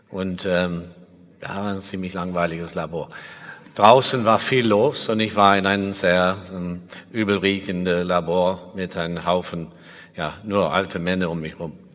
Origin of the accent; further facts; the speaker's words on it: England, United Kingdom; German is a second language; also born or lived in Liverpool; Ich bin in Liverpool geboren in 1949, bin als nur äh, drei Monate später weitergereist, habe keine nostalgische Erinnerung an die … oder irgendwas. Mein Vater war Flugzeugingenieur in der Luftfahrtindustrie und wir sind sehr viel umgezogen. Ich war in sieben Schulen in England